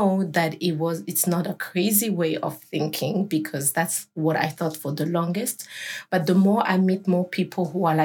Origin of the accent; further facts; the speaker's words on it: Burundi; I'm from Burundi